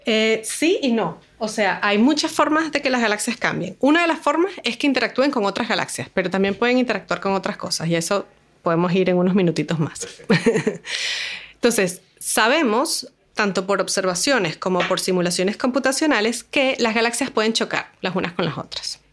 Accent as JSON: {"language": "Spanish", "town": "Caracas", "region": "Capital District", "country": "Venezuela", "moved": "as an adult", "lives_now": "Valparaíso, Chile", "said": "yo soy de Venezuela, nací en Caracas y estudié física"}